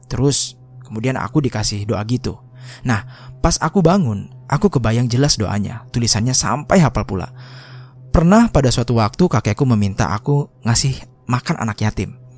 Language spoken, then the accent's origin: Indonesian; Sumatra, Indonesia; aku ini asli Sumatera.